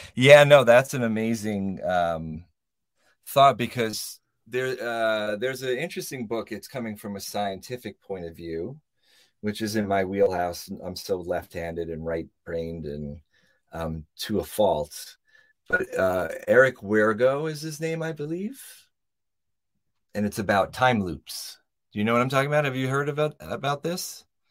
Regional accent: New York, United States; moved away as an adult; now in Joshua Tree, United States; we're not native Californians, we're from New York

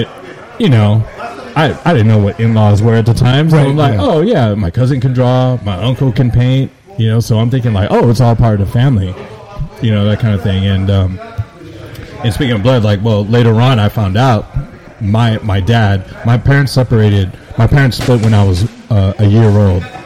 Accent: San Francisco, California, United States; I went to Philip Burton High School in SF.

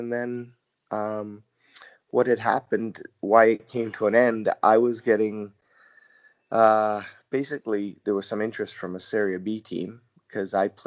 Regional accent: Canada; moved away; as a youngster growing up in Canada

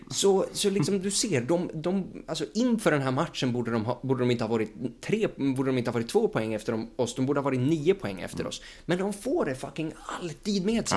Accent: Sweden; vi som, liksom, som svenskar

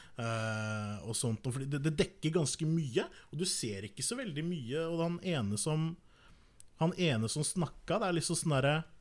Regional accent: Norway; som nordmann

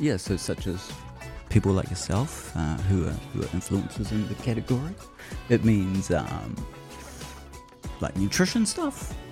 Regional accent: Whangarei, Northland, New Zealand; My growing up in Whangarei, the Edge was kind of like the radio station of the regions.

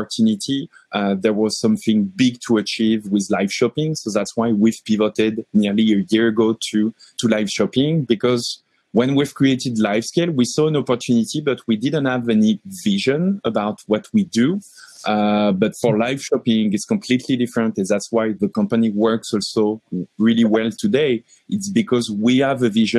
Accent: France; moved away as an adult; also born or lived in Paris; now in Montreal, Canada; I'm coming from France. I landed in Montreal 18 months ago

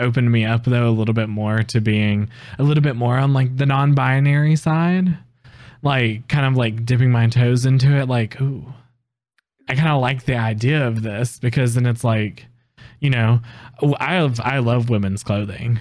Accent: the South, United States; we're down in the South

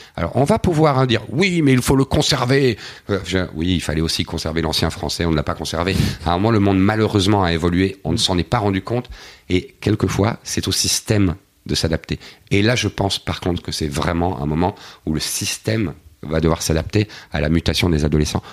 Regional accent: Belgium; je suis belge

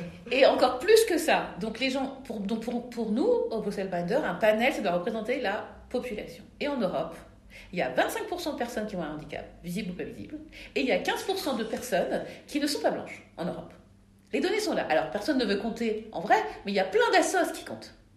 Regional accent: France; je suis née en France, donc je, me considère européenne et je suis black

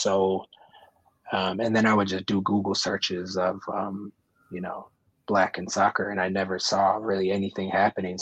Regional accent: Oakland, California, United States; also born or lived in Marin County, California; I grew up in Oakland and I went to high school in Marin County

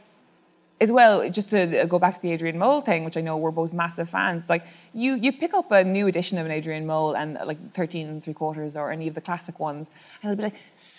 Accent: Cork, Munster, Ireland; moved away as an adult; also born or lived in London; I'm from Cork

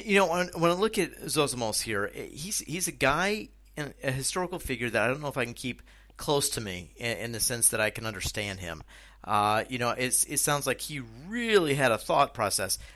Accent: United States; moved away as an adult; now in Czech Republic; what I'm doing here in the Czech Republic and the experiences that I'm having as an American expat.

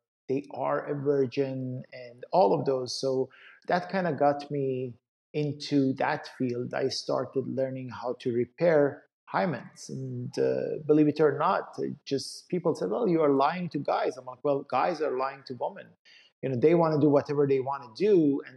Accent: Iran; moved away as an adult; my background is I come from Iran. So I grew up in Iran. I went to medical school back in Iran.

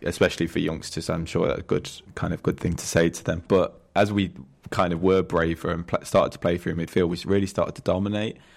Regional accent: Nottingham, East Midlands, United Kingdom; I'm from Nottingham

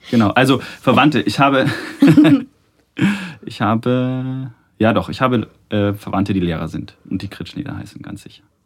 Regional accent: Munich, Bavaria, Germany; ich bin in München geboren und mhm. ähm, in der Nähe des äh, Eislaufstadions am Ostpark, habe in Perlach gewohnt

